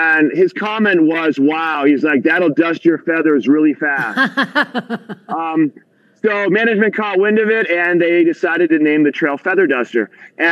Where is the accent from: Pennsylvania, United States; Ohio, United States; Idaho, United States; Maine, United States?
Maine, United States; moved away; I came from Maine